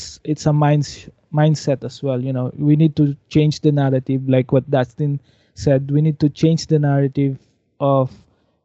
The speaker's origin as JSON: {"language": "English", "town": "Silang", "region": "Calabarzon", "country": "Philippines", "tie": "born or raised there", "said": "I'm from the Cavite. I grew up in Silang, so very traditional, more on agriculture area"}